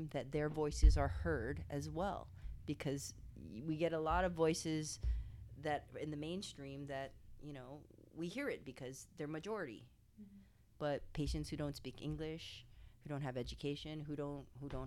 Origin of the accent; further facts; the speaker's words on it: Hawaii, United States; moved away as an adult; growing up in Hawaii, and that's a majority minority state